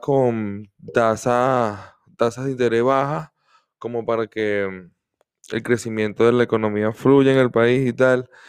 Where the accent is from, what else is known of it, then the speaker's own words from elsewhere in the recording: Venezuela; soy de Venezuela